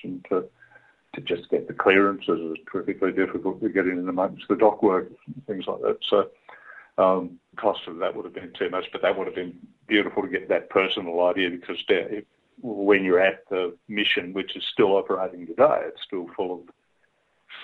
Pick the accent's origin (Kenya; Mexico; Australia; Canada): Australia; Tasmania; I grew up in Tasmania, so the sea down there is, you're always 10 feet from it, seemingly.